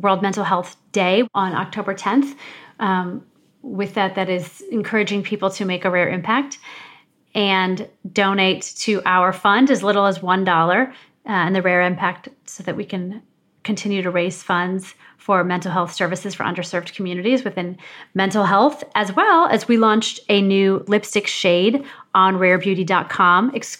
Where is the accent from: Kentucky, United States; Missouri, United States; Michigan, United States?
Missouri, United States; moved away as an adult; also born or lived in Ohio; I grew up in Missouri. I'm not from New York